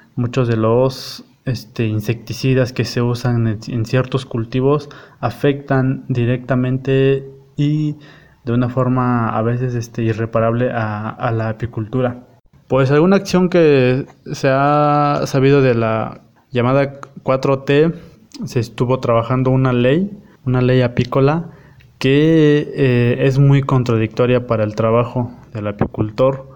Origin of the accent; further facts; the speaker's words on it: Eloxochitlán de Flores Magón, Oaxaca, Mexico; soy del municipio de Los Ochitlán de Flores Magón, en la región Cañada del estado de Oaxaca, en la Sierra Mazateca.